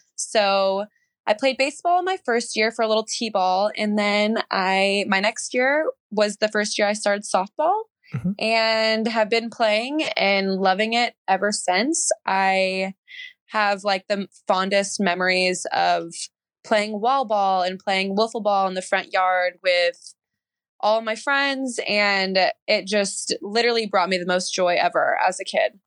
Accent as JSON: {"language": "English", "town": "Ceres", "region": "California", "country": "United States", "tie": "born or raised there", "also_born_or_lived": "Seattle, Washington", "moved": "as an adult", "said": "from Ceres"}